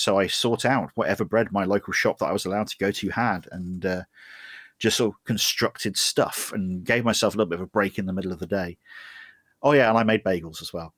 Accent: United Kingdom; I'm British.

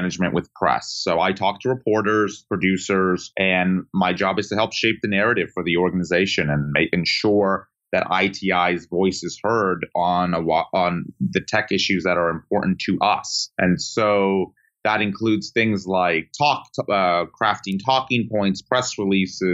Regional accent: Sarasota, Florida, United States; moved away as an adult; now in Washington, D.C., United States; where I grew up in Florida

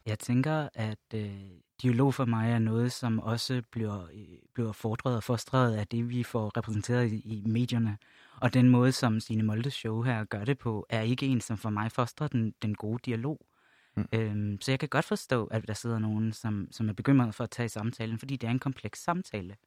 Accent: Jutland, Denmark; now in Copenhagen, Denmark; jeg voksede op i Jylland

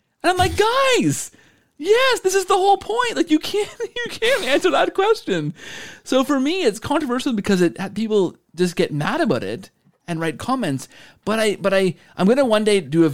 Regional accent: Canada; I'm Canadian

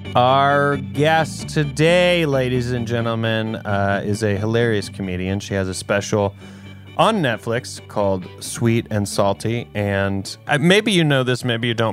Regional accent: South Carolina, United States; I'm from South Carolina.

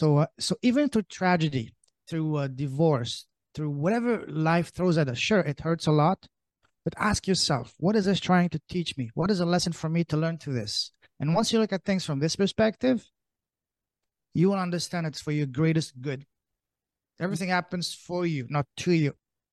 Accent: Canada; also born or lived in Europe; I am Canadian. I say that very loud and proud.

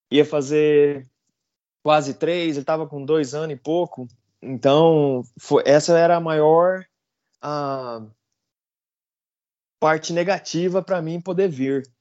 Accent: Campo Grande, Mato Grosso do Sul, Brazil; moved away as an adult; now in United States; eu sou um cara simples, venho de Campo Grande, Mato Grosso do Sul, pantaneiro.

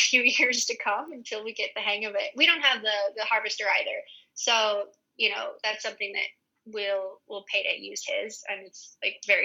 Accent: United States; moved away as an adult; also born or lived in Hawaii; now in Spain; as an American

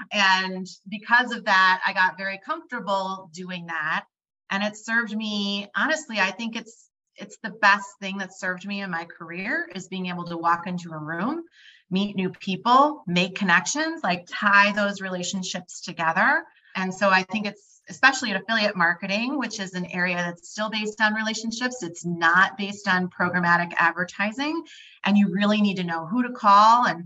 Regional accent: Dallas, Texas, United States; also born or lived in Midwest; I grew up moving a lot. So I grew up in the Midwest a few places. And then I ended up actually doing high school in Dallas, Texas. And that's where my parents have stayed.

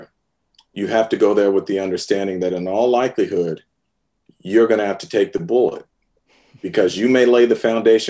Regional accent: San Francisco, California, United States; I'm a San Francisco native. I was born in San Francisco. Grew up watching the 49ers

